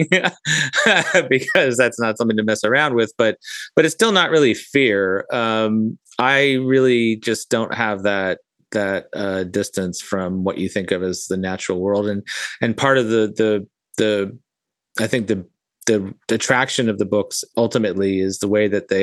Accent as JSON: {"language": "English", "country": "Fiji", "tie": "born or raised there", "moved": "yes", "lives_now": "North Florida, United States", "said": "I grew up in Fiji, which was definitely a tropical paradise."}